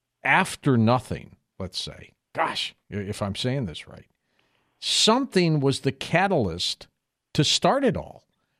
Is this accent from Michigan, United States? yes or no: yes; Detroit, Michigan, United States; I grew up in Detroit, Bob